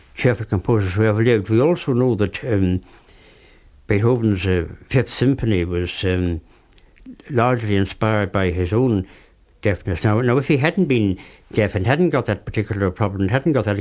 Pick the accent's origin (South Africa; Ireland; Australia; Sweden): Ireland